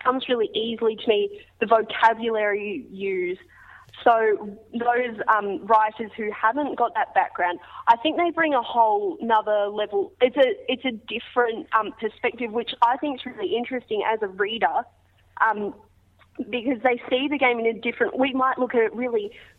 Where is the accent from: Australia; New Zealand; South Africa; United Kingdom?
Australia; As an Australian kid, I think it's just embedded into my brain as soon as I'm born that sport is just an integral part of life.